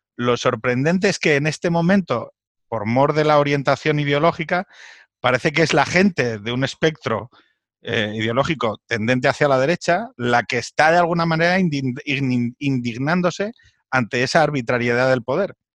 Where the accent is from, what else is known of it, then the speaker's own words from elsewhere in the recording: Asturias, Spain; moved away; yo vengo de Asturias